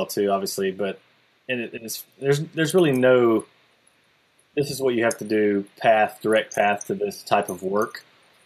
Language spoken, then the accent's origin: English; South Carolina, United States; moved away; I started my own haunted attraction where I grew up in South Carolina.